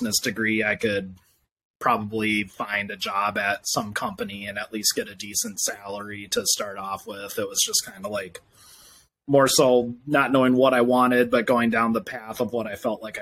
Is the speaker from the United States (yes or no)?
yes; Minneapolis, Minnesota, United States; also born or lived in Indiana; I'm from Minneapolis, Minnesota. I've lived here since I was 10. I lived in Indiana before